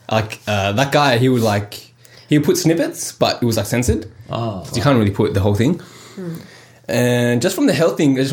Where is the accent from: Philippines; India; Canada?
India; I'm Indian and my family's Hindu